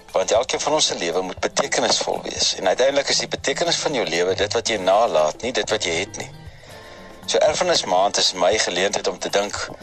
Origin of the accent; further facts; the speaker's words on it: South Africa; ek kan sê ek is trots Suid-Afrikaans ek is 'n trotse Afrikaner